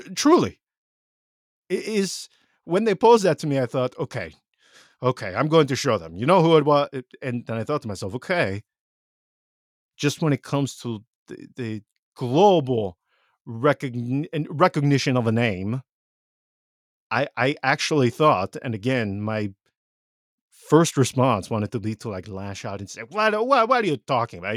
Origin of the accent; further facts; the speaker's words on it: Vicenza, Veneto, Italy; growing up in Vicenza